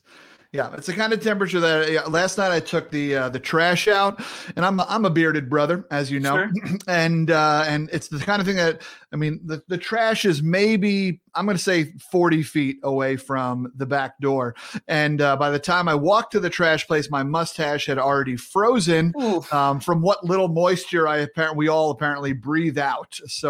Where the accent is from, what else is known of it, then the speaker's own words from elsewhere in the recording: Massachusetts, United States; accent: Massachusetts; My Massachusetts accent comes in and out, give or take how long I've listened to Mayor Quimby.